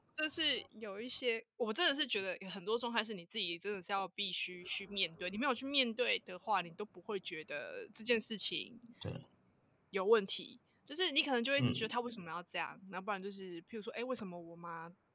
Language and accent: Chinese; Tainan, Taiwan; also born or lived in eastern Taiwan; 我是土生土长的台南小孩，对，有台南人嗯。那我其实前面我都没有离开过台南这个地方，然后我有一段时间我去了东部住了一阵子